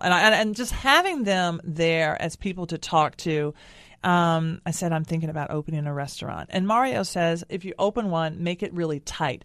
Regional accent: Nashville, Tennessee, United States; my hometown of Nashville

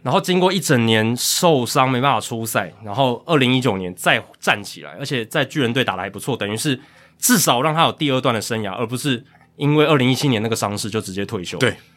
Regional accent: Taiwan; 我们台湾人也都知道该去哪边看

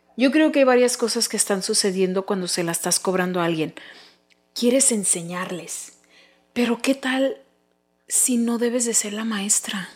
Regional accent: United States; somos México americanos súper orgullosos de tener descendencia mexicana, pero también americana

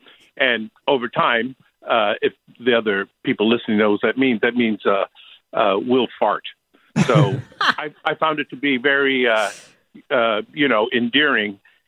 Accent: San Francisco, California, United States; I was born here in San Francisco. I was going to say that, you know, I grew up with Spanglish. It was just the way we communicated among, you know, my siblings.

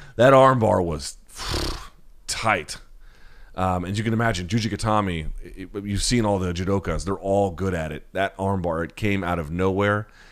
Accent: the South, United States; I grew up in the South where all everything revolves around the football programs

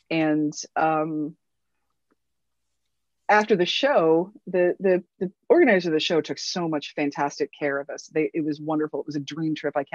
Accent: Midwest, United States; I'm sorry if I made you uncomfortable, but I'm from the Midwest. And when I'm in a bar, I don't know any strangers.

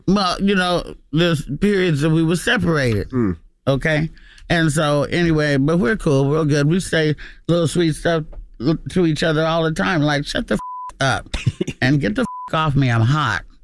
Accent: Oakland, California, United States; I'm from Oakland

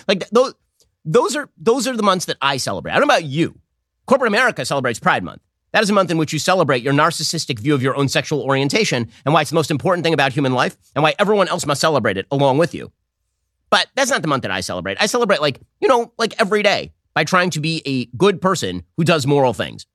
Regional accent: Los Angeles, California, United States; moved away; the L A Daily News, that used to be my hometown paper, we, we were subscribers back when I lived in North Hollywood

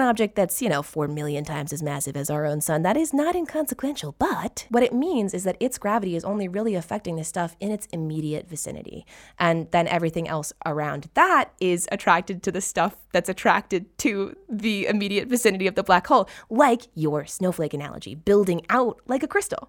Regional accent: California, United States; my home state

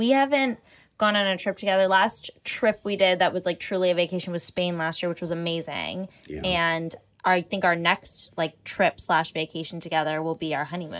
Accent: Markham, Ontario, Canada; my hometown suburb

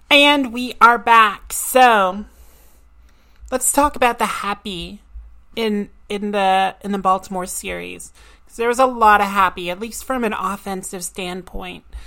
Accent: Nova Scotia, Canada; I'm from Nova Scotia.

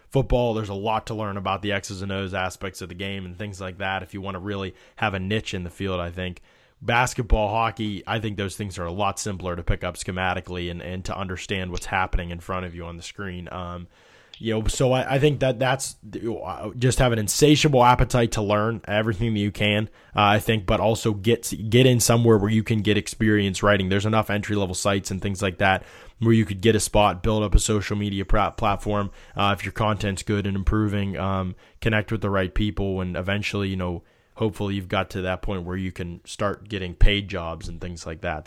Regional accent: near Pittsburgh, Pennsylvania, United States; I grew up near Pittsburgh

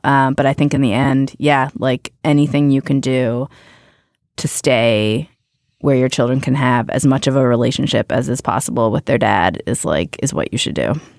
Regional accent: Youngstown, Ohio, United States; moved away; I grew up in Youngstown, Ohio

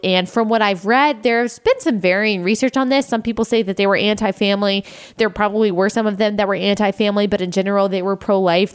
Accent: Texas, United States; moved away; also born or lived in South Carolina; I grew up in Texas

